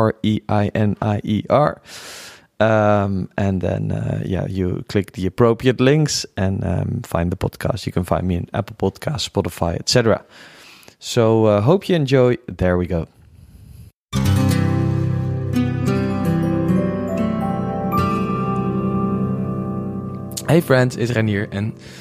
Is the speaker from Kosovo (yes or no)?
no; Netherlands; accent: Dutch; English is a second language; I'm a Dutchie, so you can hear that in my accent.